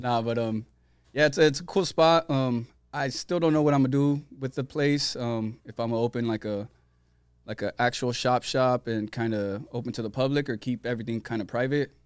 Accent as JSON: {"language": "English", "town": "San Diego", "region": "California", "country": "United States", "tie": "born or raised there", "also_born_or_lived": "Tijuana, Mexico", "said": "I'm from South San Diego. Um, born in S D, then we lived in T J for a little bit"}